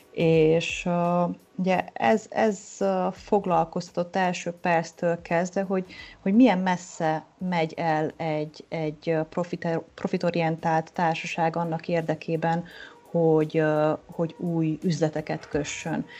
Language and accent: Hungarian; Oradea, Bihor County, Romania; moved away as an adult; also born or lived in Budapest, Hungary; valóban lassan 20 éve költöztem el Nagyváradról, a Budapesti Eltár Pszichológia Egyetemre felvételiztem